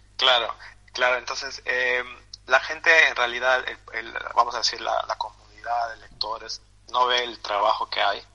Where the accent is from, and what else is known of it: Peru; born or raised there; moved away